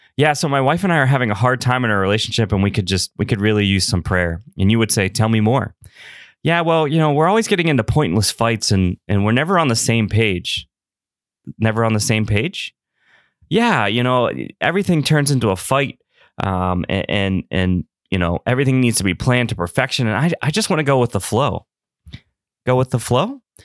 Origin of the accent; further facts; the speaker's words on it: Pittsburgh, Pennsylvania, United States; Pittsburgh, P A, which is my hometown